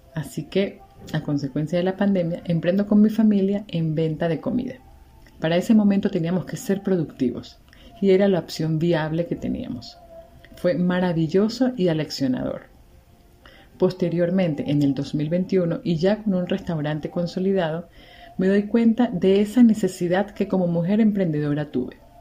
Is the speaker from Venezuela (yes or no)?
yes; Venezuela; moved away as an adult; also born or lived in Margarita Island, Venezuela; now in Cuenca, Ecuador; venezolana, migrante, actualmente vivo en Cuenca, Ecuador